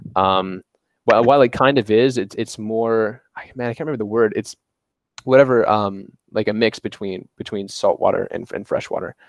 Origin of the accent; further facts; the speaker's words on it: northern Alabama, United States; also born or lived in Covington, Louisiana; I lived there for about six months when my my mother up and left with me, and I went to a small town in, in northern Alabama, um, where I've lived my whole life